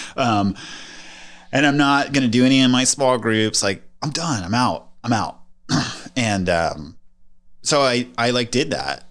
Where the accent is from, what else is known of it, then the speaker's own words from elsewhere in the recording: Las Vegas, Nevada, United States; I grew up in Las Vegas, Nevada